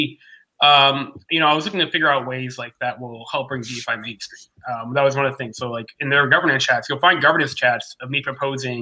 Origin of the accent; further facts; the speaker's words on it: Maine, United States; now in Texas, United States; I'm from Maine originally, actually.